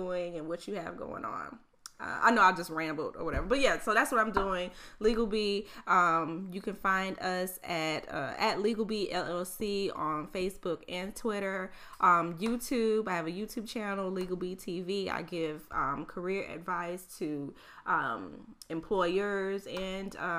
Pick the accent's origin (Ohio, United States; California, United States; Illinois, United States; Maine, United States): Illinois, United States; Chicago; moved away as an adult; also born or lived in New Orleans / Baton Rouge; I'm from Chicago originally.